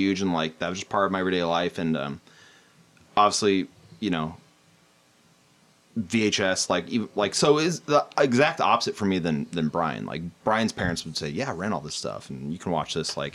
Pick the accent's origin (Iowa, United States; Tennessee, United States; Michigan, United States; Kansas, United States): Iowa, United States; Cedar Rapids; I grew up in Cedar Rapids, Iowa